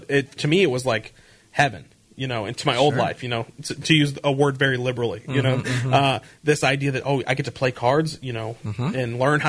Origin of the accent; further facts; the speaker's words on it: St. Louis, Missouri, United States; And so I get home here to my hometown in St. Louis